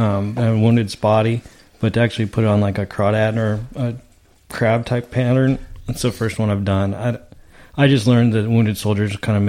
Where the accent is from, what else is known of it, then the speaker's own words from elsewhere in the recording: Lake Hodges, California, United States; back growing up around Lake Hodges